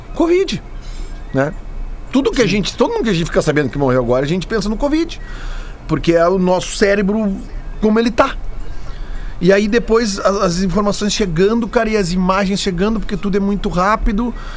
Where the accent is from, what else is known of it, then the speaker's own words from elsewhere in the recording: Brazil; A gente, como brasileiro